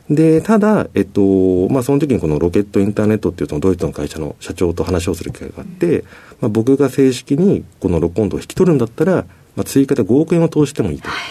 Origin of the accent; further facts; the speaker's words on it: Tokyo, Japan; also born or lived in Osaka; 小学校3年生の時に、あの、町市の転勤で東京来まして